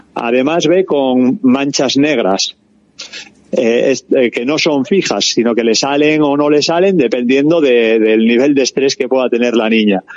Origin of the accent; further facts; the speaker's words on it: Cáceres, Extremadura, Spain; moved away; also born or lived in Biscay; yo soy de Cáceres